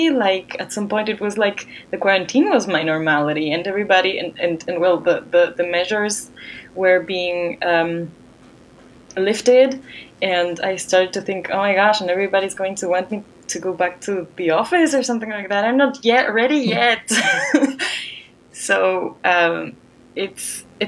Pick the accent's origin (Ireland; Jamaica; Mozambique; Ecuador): Ecuador; moved away; in my home country of Ecuador